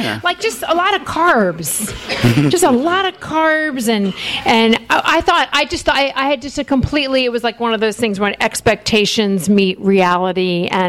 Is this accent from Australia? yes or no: no; Alabama, United States; born there; And I was born in Alabama. Everyone thinks I'm a New Yorker.